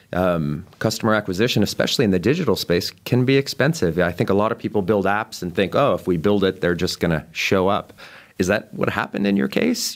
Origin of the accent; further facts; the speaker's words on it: Boulder, Colorado, United States; moved away; my hometown of Boulder, Colorado